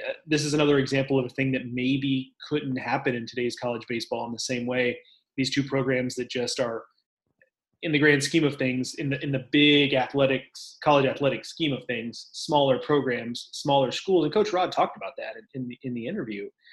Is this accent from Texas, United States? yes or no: yes; Texas, United States; I'm a Texan